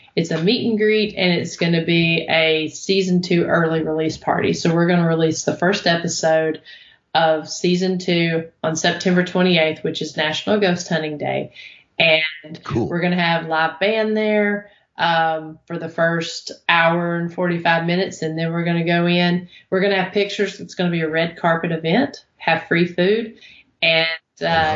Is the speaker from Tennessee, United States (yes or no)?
yes; Oneida, Tennessee, United States; Oneida, Tennessee, which is actually my hometown